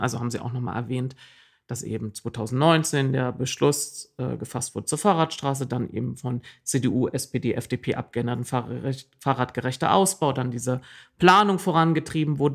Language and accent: German; East Germany, Germany; ich bin äh, im Osten der Republik groß geworden